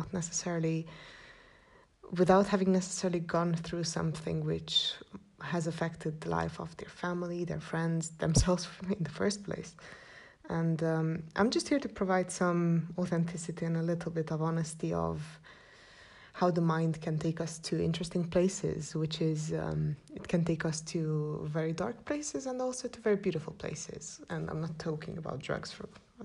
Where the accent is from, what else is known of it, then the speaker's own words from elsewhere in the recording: Cluj-Napoca, Cluj County, Romania; I'm from Transylvania, a town called Cluj, which I do love with all my heart, and I've come to terms of loving my town